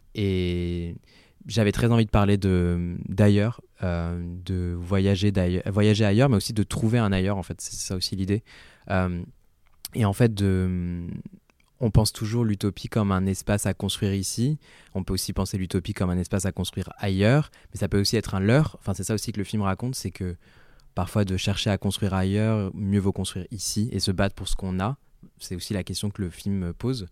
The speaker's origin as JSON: {"language": "French", "town": "Angers", "region": "Pays de la Loire", "country": "France", "tie": "born or raised there", "first_language": "French", "said": "J'ai grandi à Angers."}